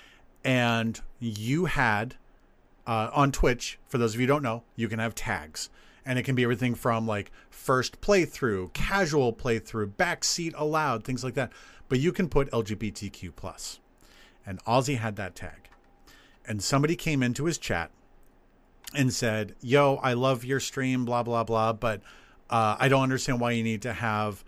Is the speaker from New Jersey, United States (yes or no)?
no; near the Uncanoonuc Mountains, New Hampshire, United States; the Unkanunik Mountains. And that is, honestly, in this case, it is just a nod to my hometown